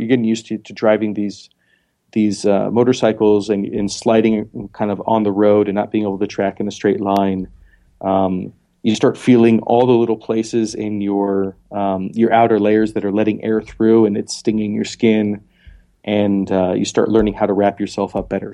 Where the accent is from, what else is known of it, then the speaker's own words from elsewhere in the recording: Montana, United States; also born or lived in Philadelphia; now in South Dakota, United States; I was born in Montana